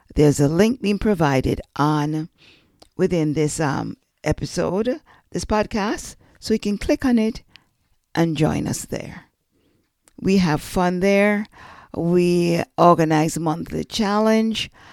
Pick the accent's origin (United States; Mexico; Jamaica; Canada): Jamaica; I'm Jamaican